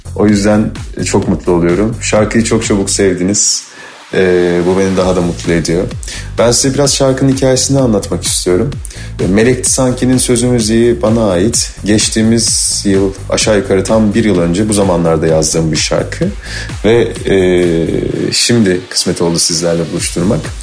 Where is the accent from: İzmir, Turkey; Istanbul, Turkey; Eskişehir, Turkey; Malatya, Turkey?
İzmir, Turkey; Urla; moved away; doğup büyüdüğüm şehir İzmir, Urla